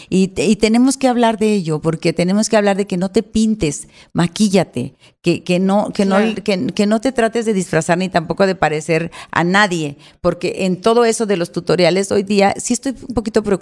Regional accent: Monterrey, Nuevo León, Mexico; aunque no lo creas, yo soy regia y soy administrada, no coda, porque se

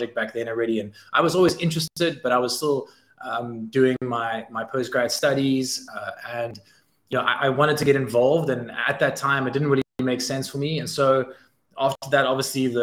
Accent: South Africa; as a South African team

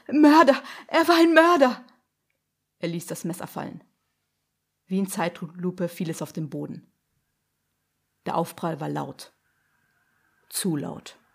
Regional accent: Munich, Bavaria, Germany; Ich komme aus München, ich bin 29 Jahre alt

